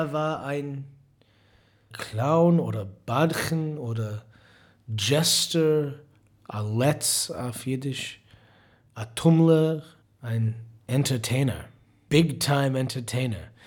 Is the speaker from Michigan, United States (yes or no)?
yes; Detroit, Michigan, United States; German is a second language; moved away as an adult; now in Berlin, Germany; ich komme aus Detroit, Michigan. Ich wohne in Berlin seit zwölf Jahren